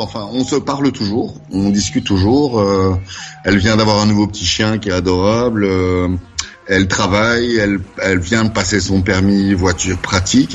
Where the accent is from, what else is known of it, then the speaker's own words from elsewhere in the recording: Brussels, Brussels-Capital Region, Belgium; now in Wavre, Belgium; de Bruxelles. Je suis né à Bruxelles.